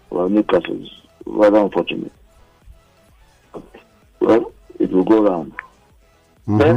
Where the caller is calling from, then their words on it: Ibafo, Ogun State, Nigeria; I'm calling from Ibafo.